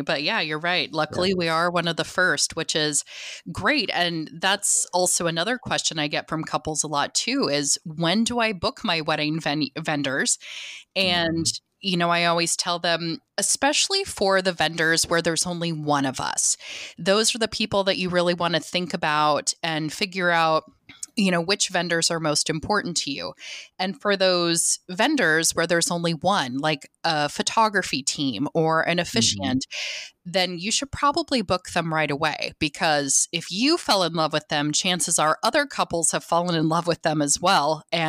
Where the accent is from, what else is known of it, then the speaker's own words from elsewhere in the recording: South Dakota, United States; No, I'm actually South Dakotan. So I grew up in South Dakota and my husband was military.